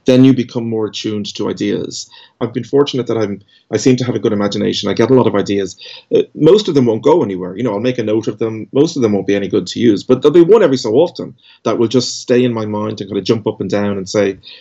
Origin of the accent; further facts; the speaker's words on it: Dublin, Leinster, Ireland; I grew up in Dublin